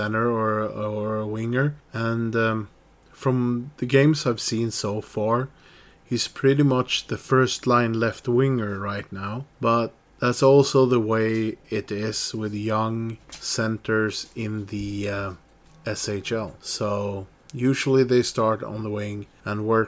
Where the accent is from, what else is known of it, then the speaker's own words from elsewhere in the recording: Gävle, Gävleborg County, Sweden; my hometown of Gävle